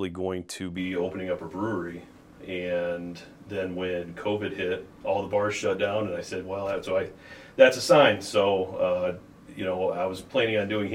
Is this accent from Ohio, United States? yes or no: yes; Findlay, Ohio, United States; now in Sandusky, United States; originally born and raised in Findlay, Ohio